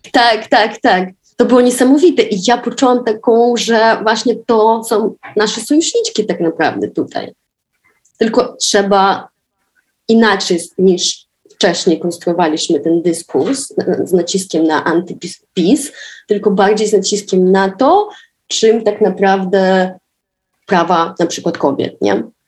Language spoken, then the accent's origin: Polish; Dnipro, Dnipropetrovsk Oblast, Ukraine; Polish is a second language; moved away as an adult; now in Warsaw, Poland; w Warszawie, gdzie mieszkam od 11 lat. Pochodzę z Dniepra, z Ukrainy